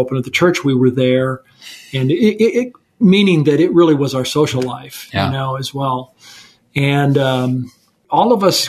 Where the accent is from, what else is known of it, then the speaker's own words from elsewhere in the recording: Napa, California, United States; I grew up in Napa, California